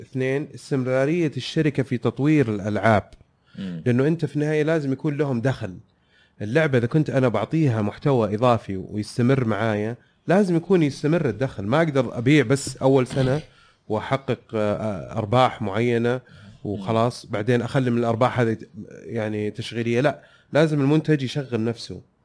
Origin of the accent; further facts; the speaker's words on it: Saudi Arabia; حلو هذا برنامج عندنا في السعوديه